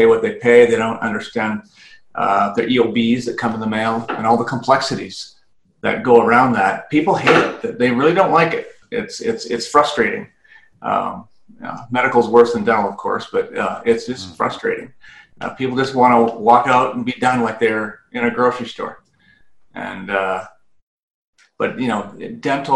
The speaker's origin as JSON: {"language": "English", "country": "Canada", "moved": "as an adult", "lives_now": "United States", "said": "I'm originally from Canada, and I had the Canadian version of a CPA up there. And I wanted to come down to the U.S."}